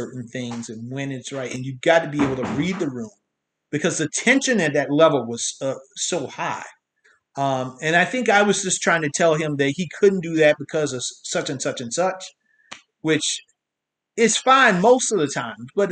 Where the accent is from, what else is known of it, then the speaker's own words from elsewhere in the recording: South Carolina, United States; I'm from South Carolina.